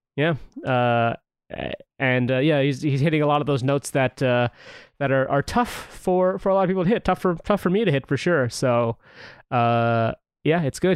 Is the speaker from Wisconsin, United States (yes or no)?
no; St. Louis, Missouri, United States; we're both from Missouri